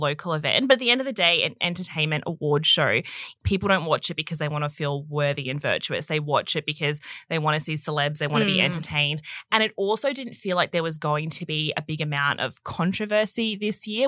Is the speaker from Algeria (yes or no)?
no; Australia; growing up in Australia, it used to be you watched Home and Away every night